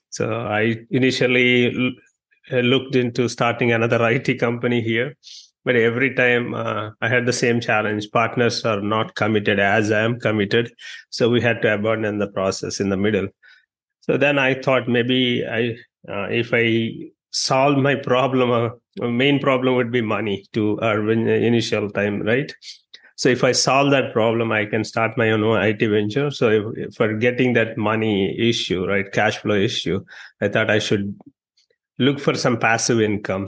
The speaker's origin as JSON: {"language": "English", "country": "India", "also_born_or_lived": "New York, United States", "moved": "as an adult", "lives_now": "Dallas, United States", "said": "I'm from India"}